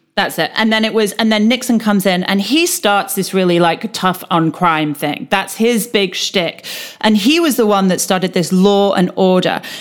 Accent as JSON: {"language": "English", "country": "United Kingdom", "said": "as a Brit"}